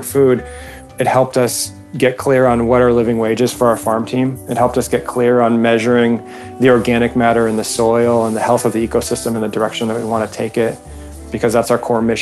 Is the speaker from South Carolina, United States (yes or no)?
no; Newport Beach, California, United States; I was raised in Newport Beach as a surfer